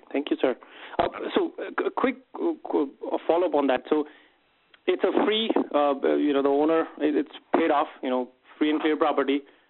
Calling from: Minneapolis, Minnesota, United States; I'm from Minneapolis.

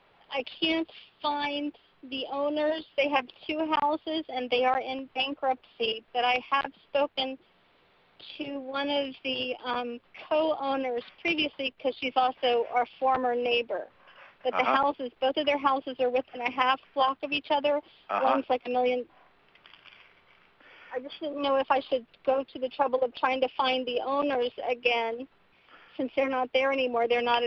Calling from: Washington, District of Columbia, United States; A wet and pouring down rain Washington, D.C. area.

